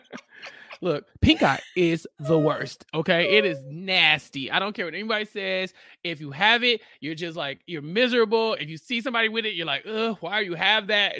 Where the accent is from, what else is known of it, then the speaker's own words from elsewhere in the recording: Texas, United States; I'm from Texas and we have random horses